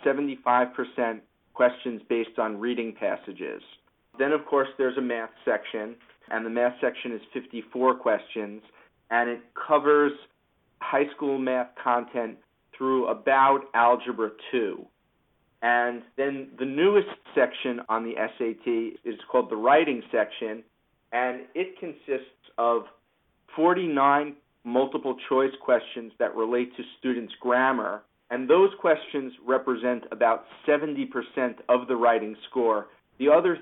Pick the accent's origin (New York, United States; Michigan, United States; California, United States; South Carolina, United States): New York, United States; Long Island; moved away as an adult; also born or lived in Philadelphia / Northern New Jersey; I grew up on Long Island, and I attended my local public high school, and I was valedictorian